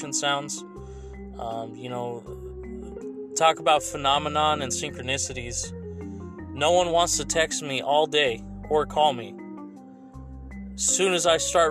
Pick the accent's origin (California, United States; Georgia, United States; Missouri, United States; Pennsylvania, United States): California, United States; Fresno; right here in Fresno, California, my hometown